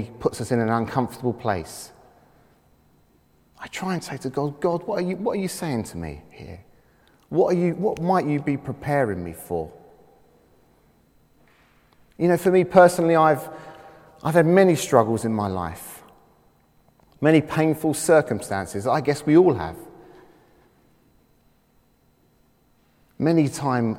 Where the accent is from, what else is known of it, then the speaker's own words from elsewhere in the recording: London, United Kingdom; I was brought up in the East End of London. And I spent my childhood playing on roofs.